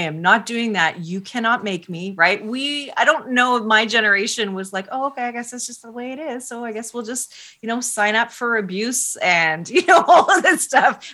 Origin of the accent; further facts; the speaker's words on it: Canada; I'm Canadian.